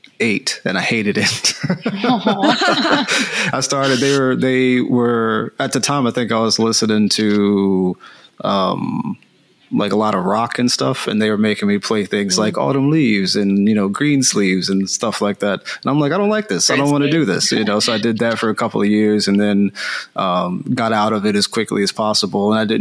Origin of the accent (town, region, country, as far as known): Philadelphia, Pennsylvania, United States; moved away as an adult; now in California, United States